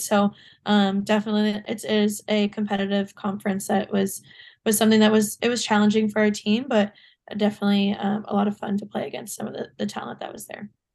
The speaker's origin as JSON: {"language": "English", "region": "Ontario", "country": "Canada", "tie": "born or raised there", "also_born_or_lived": "New York", "said": "I live back in Ontario"}